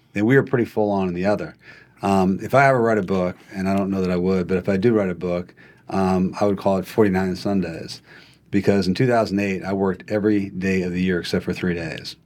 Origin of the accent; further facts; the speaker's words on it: Montana, United States; moved away as an adult; also born or lived in Oregon / California; I, I grew up in Montana and, uh, Uh, a conventional way to grow up, if you're in Montana, you know, grew up on, on a, on a ranch.